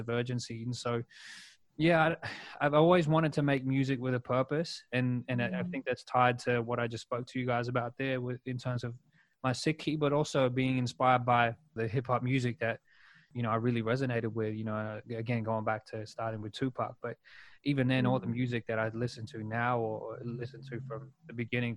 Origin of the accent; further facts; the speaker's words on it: Sydney, New South Wales, Australia; I'm from Southwest Sydney in them outer city villages